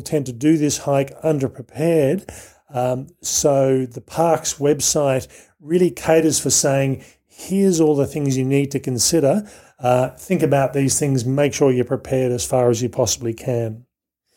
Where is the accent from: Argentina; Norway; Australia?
Australia; growing up in Australia